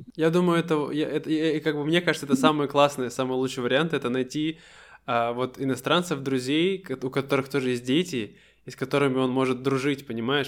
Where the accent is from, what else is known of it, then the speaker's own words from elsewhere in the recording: Siberia, Russia; мы настоящие сибиряки, мы очень быстро говорим